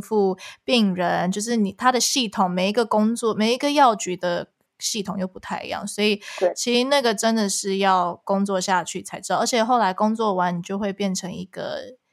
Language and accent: Chinese; Canada; first language Chinese; 我们又从小在加拿大